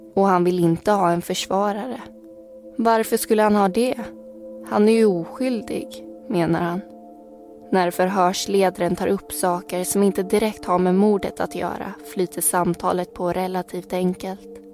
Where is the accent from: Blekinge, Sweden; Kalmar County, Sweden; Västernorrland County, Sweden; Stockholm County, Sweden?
Kalmar County, Sweden; Vimmerby; jag kommer från Vimmerby och har bott där faktiskt i hela min uppväxt